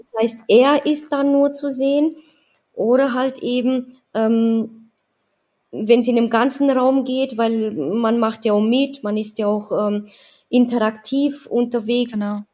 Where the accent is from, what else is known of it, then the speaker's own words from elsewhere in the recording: Romania; now in Badenweiler, Germany; ich komme aus Rumänien